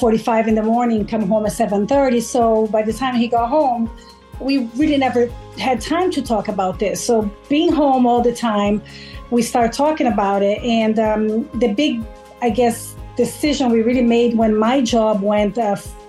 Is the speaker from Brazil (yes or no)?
yes; Brazil; English is a second language; moved away as an adult; now in Long Island, United States; I'm originally from Brazil. Have been in the U.S. for 24 years. Came here to study, ended up staying